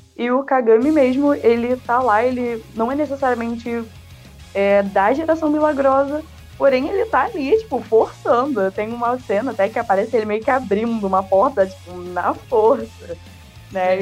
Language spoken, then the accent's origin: Portuguese; Rio de Janeiro, Brazil; Eu sou da Jacarapaguá.